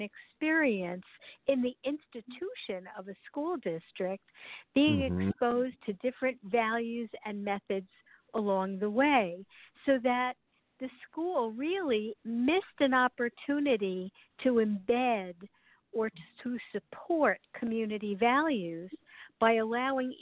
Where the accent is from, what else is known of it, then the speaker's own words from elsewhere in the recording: New York City, New York, United States; moved away as an adult; Initially, I grew up in New York City, and then I moved up into a rural area in New